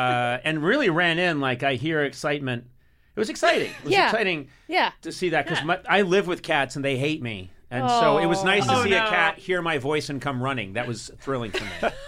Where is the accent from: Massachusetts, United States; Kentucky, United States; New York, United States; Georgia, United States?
Massachusetts, United States; Boston; moved away; I grew up in Boston.